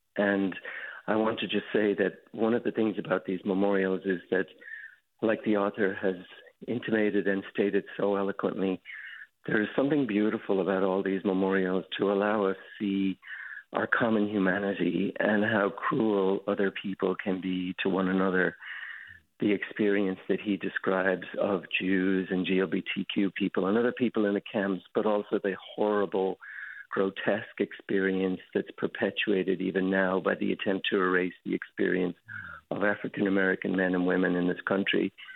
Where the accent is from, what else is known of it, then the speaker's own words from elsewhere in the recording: Dublin, Leinster, Ireland; moved away as an adult; now in San Francisco, United States; I was born and raised in Ireland, in Dublin